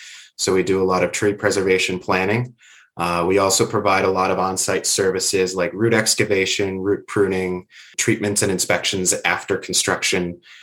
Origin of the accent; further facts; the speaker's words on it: New Jersey, United States; moved away; I am originally from the U.S. I was born and raised in New Jersey.